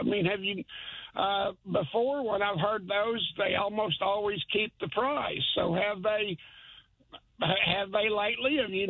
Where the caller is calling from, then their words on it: Chelsea, Oklahoma, United States; I'm calling from up at Chelsea.